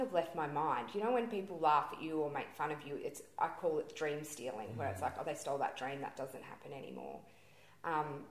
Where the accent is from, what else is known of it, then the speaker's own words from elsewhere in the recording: Melbourne, Victoria, Australia; In Melbourne, where is my hometown, which I'm so Melbourne